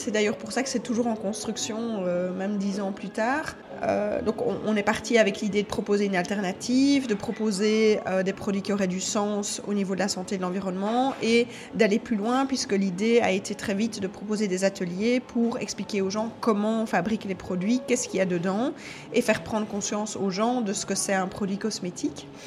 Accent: Charleroi, Wallonia, Belgium; moved away as an adult; now in Brussels, Belgium; J'ai moi-même 48 ans, j'habite euh, à Bruxelles depuis une vingtaine d'années, mais à l'origine je suis de Charleroi.

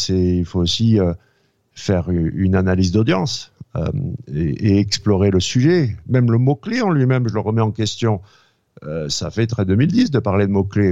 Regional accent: France; moved away as an adult; also born or lived in United States; je suis né en France, mais j'ai été éduqué, euh, euh, j'ai fait mes études supérieures aux États-Unis

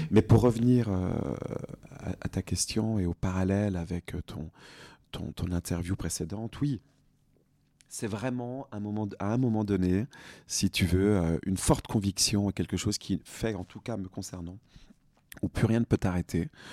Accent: Bourgogne-Franche-Comté, France; now in Paris, France; Je suis franc-comtois à Paris. Je viens de Franche-Comté

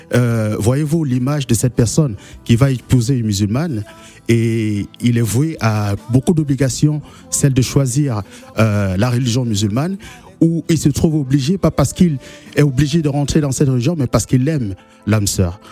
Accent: Douala, Littoral, Cameroon; moved away; j'appartiens à une ville à Douala qui mhm. s'appelle Nouvelle

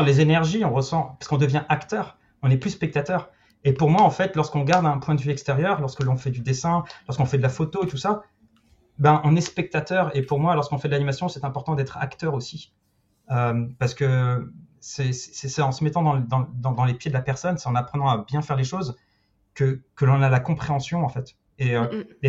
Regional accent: Paris, Île-de-France, France; moved away as an adult; also born or lived in Australia / Luxembourg / England / Spain; en tant que Parisien

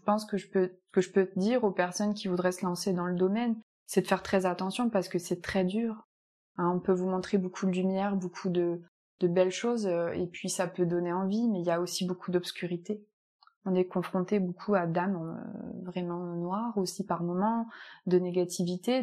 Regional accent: Picardy, Hauts-de-France, France; moved away as an adult; also born or lived in Nice / Landes; now in Capbreton, France; je suis de Picardie, du Nord

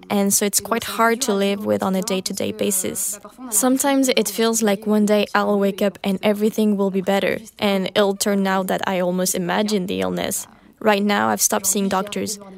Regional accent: Berre-l'Étang, Provence-Alpes-Côte d'Azur, France; Very soon, I made the connection with what had happened at my hometown in Berre-l'Étang, because it was the same thing.

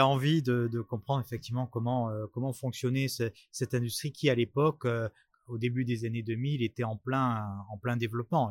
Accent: Bordeaux, Nouvelle-Aquitaine, France; moved away as an adult; now in Paris, France; je suis monté euh, sur Paris puisque je suis je suis bordelais

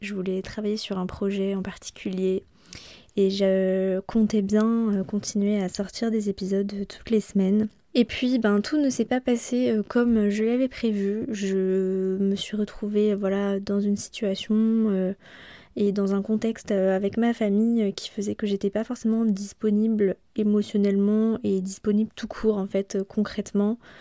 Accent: Brittany, France; moved away; chez nous en Bretagne

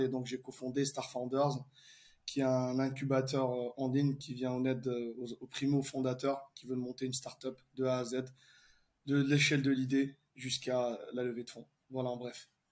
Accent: Algeria; also born or lived in France / London / Dubai; now in Paris, France; je suis né en Algérie. J'ai étudié en France.

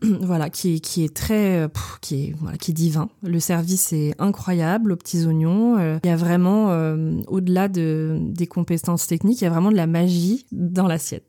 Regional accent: Moëlan-sur-Mer, Brittany, France; also born or lived in Ploumeur / Toulouse / Quimper; now in Lorient, France; Moëlan, bah, ça reste euh, ma ville natale

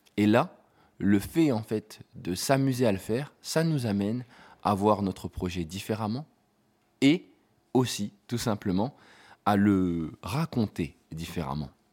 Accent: France; en tant que Français

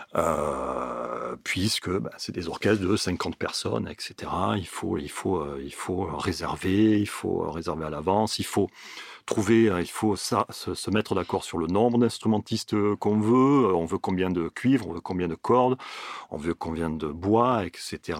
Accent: Miramas, Provence-Alpes-Côte d'Azur, France; also born or lived in Marseille; je suis originaire de Miramas. J'ai déménagé à Marseille

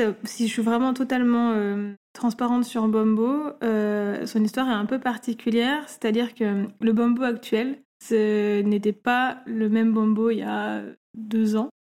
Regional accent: Grenoble, Auvergne-Rhône-Alpes, France; moved away as an adult; also born or lived in Paris; now in Marseille, France; D'origine, on est grenobloise

